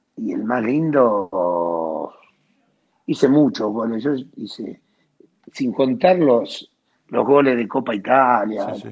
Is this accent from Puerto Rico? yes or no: no; Bahía Blanca, Buenos Aires Province, Argentina; moved away; also born or lived in Naples; Yo nací en Bahía Blanca, en el barrio Villamitre